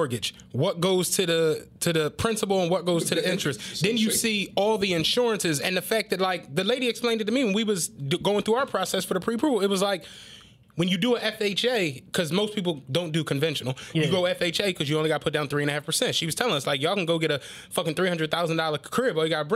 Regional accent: Philadelphia, Pennsylvania, United States; I'm from Francisville

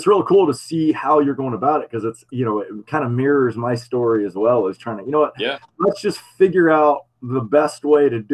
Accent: Florida, United States; I'm from Florida, so I'm an East Coast guy too.

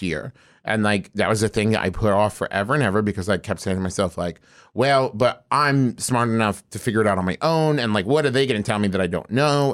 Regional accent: West Virginia, United States; moved away as an adult; also born or lived in Oklahoma; I was raised in West Virginia

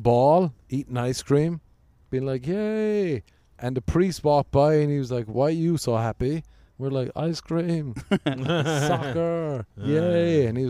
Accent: Cork, Munster, Ireland; accent: Irish; moved away as an adult; now in Los Angeles, United States; what part of Ireland are you from? I was like, Cork.

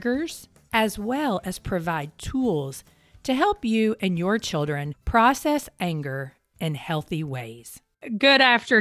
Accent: Kentucky, United States; I grew up in Kentucky

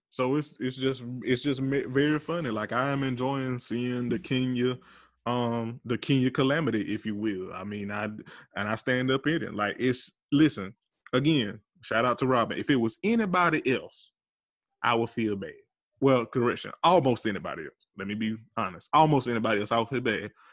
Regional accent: Georgia, United States; Atlanta, Georgia, my home state

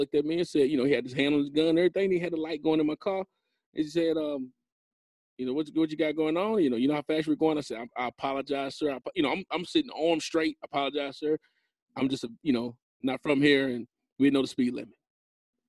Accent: Knoxville, Tennessee, United States; I'm from Knoxville

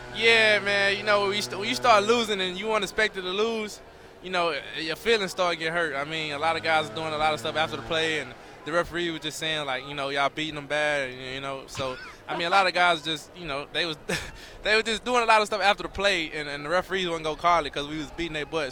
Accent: Texas, United States; moved away; also born or lived in Utah; I'm a Texan

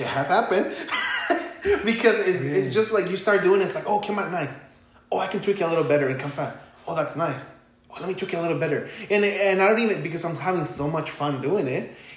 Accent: Los Angeles, California, United States; English is a second language; also born or lived in Michoacán, Mexico; I grew up in East

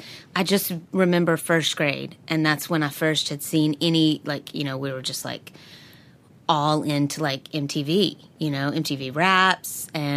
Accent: the South, United States; I'm from the South.

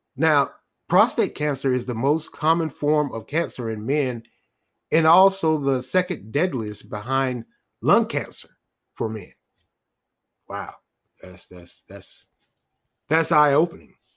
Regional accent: United States; us as, a, as Black American men

